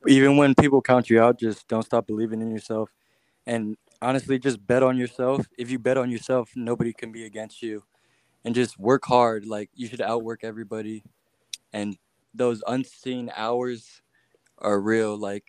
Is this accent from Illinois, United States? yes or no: yes; Chicago, Illinois, United States; born there; also born or lived in Florida / Virginia; now in Atlanta, United States; So I was born in Chicago, then I moved to Florida, and then I moved to Virginia, and then now I moved to Atlanta.